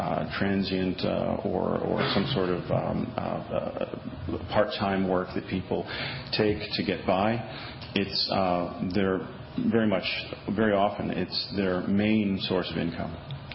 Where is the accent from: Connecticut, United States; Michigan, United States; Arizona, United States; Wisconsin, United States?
Wisconsin, United States; Milwaukee; now in Madison, United States; I'm a Wisconsinite. I was born here outside of Milwaukee, and I've lived in Wisconsin pretty much my whole life. But I'm new to Madison.